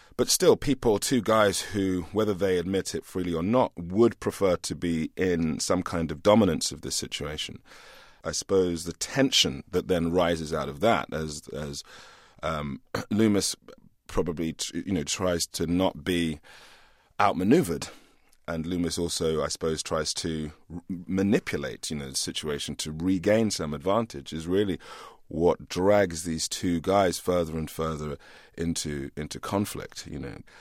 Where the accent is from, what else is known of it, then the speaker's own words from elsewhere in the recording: England, United Kingdom; growing up in England in the eighties